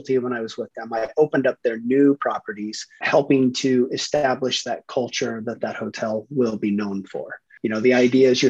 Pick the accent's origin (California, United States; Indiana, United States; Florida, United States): California, United States; San Francisco Bay Area, Northern; Northern California, San Francisco Bay Area, just right in between San Francisco and San Jose, right by Stanford.